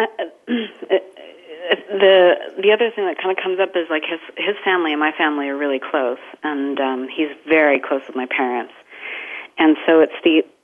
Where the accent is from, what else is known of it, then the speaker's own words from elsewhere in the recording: Canada; now in Houston, United States; I'm Canadian, so I won't be talking like a Texan today, but I am from living in Houston